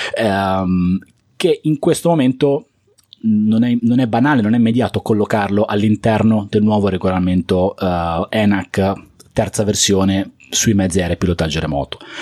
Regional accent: Liguria, Italy; also born or lived in Bologna; Siccome io sono Ligure, sono abbastanza vicino a Genova

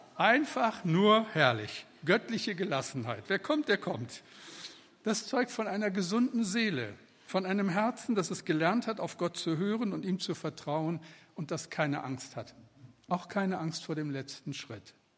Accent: Moers, North Rhine-Westphalia, Germany; bin ich in Mörs am Niederrhein geboren

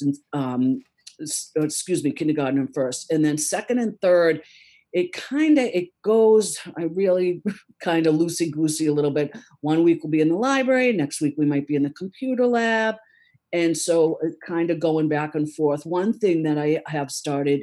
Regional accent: Easton, United States; I grew up in Easton

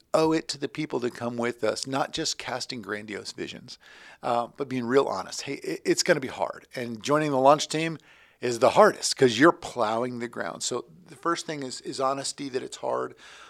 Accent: Florida, United States; So I'm from Florida.

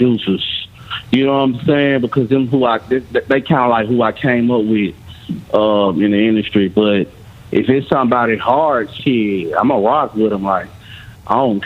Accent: Memphis, Tennessee, United States; I'm from Memphis, Tennessee.

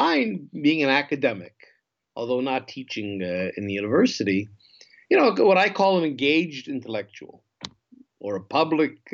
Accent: northern Minnesota, United States; moved away as an adult; also born or lived in Israel; now in Jerusalem, Israel; I grew up in the States, as you can hear, almost Canada, northern Minnesota

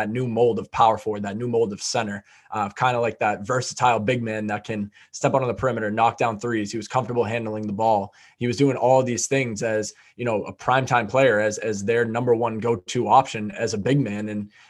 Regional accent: Boston, Massachusetts, United States; I was a kid growing up in Boston, Massachusetts

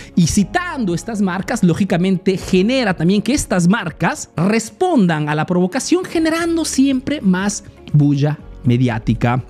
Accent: Peru; now in Italy

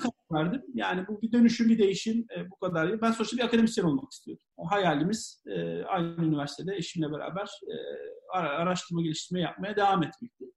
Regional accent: Samsun, Turkey; also born or lived in Ankara, Turkey / Istanbul, Turkey; now in London, United Kingdom; Samsunluyum, ODTÜ mezunuyum

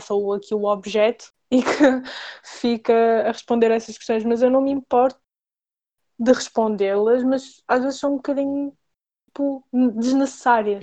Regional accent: Portugal; eu nasci em Portugal

